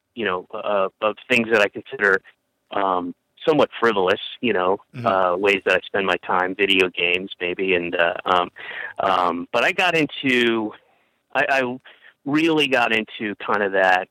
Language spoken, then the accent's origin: English; Roswell, Georgia, United States; also born or lived in Atlanta; I moved from Roswell closer into the city when I was uh, 15, and uh, went to the School of the Arts there